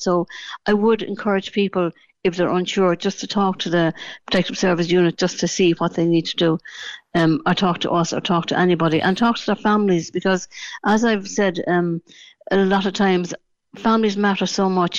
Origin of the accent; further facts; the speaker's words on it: Dublin, Leinster, Ireland; now in Cork, Ireland; I originally from Dublin. I moved to Cork in 1977. You know, as I'd say, I was born in Dublin, but I am a, a, a true Cork woman